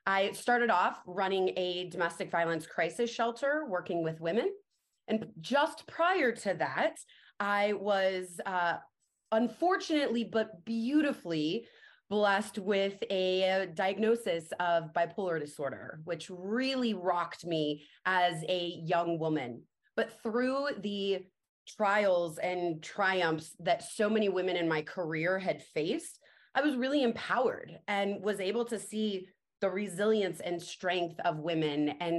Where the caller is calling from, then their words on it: Phoenix, Arizona, United States; I am joining you from Phoenix, Arizona.